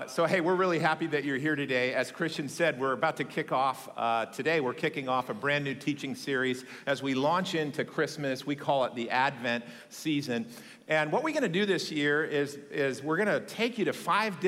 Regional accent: McMinnville, Oregon, United States; moved away; I grew up in a town, I'm sure you haven't heard of this place, in rural Oregon. It's called McMinnville, Oregon.

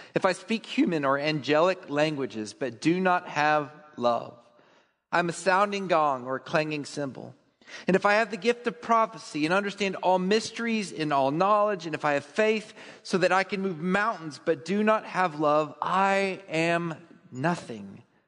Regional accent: Texas, United States; I'm a Texan

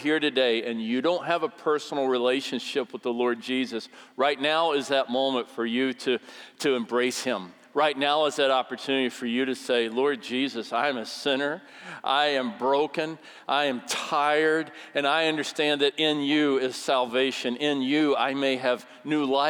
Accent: Minneapolis, Minnesota, United States; I'm from Minneapolis

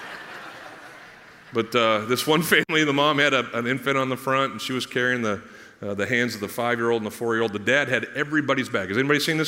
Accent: United States; I'm an American

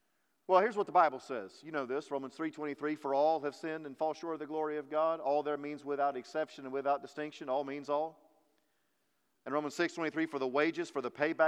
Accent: Texas, United States; also born or lived in Kentucky; we're very proud to be Texans

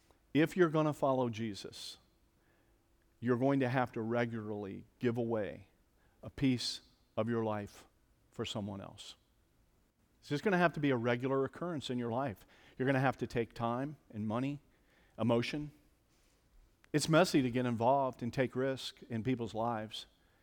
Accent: Cincinnati, Ohio, United States; now in Columbus, United States; I grew up in Cincinnati, Ohio, think maybe I've made a reference or two to Cincinnati.

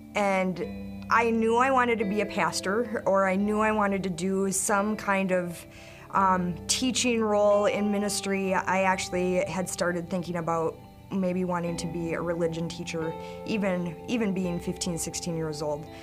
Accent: Stillwater, Minnesota, United States; was not from the White Bear area. I was from Stillwater

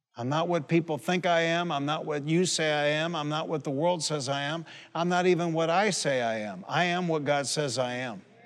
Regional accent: Detroit, Michigan, United States; I grew up in Detroit

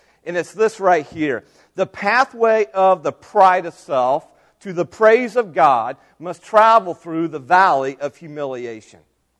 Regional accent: United States; as American citizens

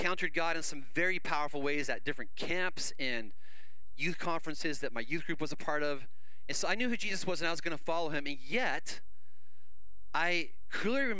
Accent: Canada; moved away; I grew up in Canada.

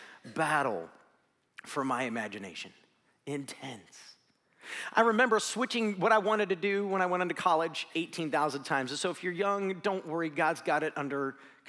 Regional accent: Tallmadge, Ohio, United States; I grew up in Talmadge, Ohio

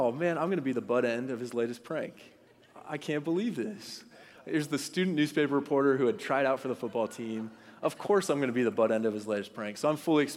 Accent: Dallas, Texas, United States; moved away as an adult; also born or lived in Los Angeles, California; I grew up in Dallas, Texas

